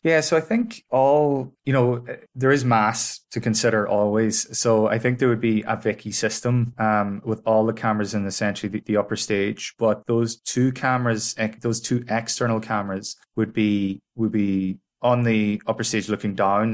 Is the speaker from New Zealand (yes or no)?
no; Ireland